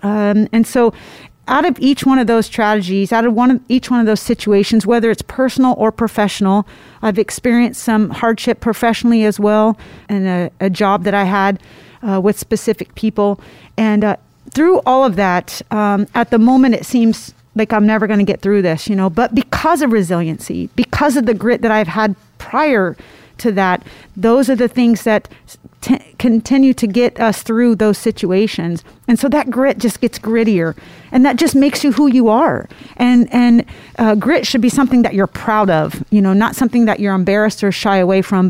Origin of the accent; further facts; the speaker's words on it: Indiana, United States; I'm from Indiana, so uh, that is part of who we are uh, is country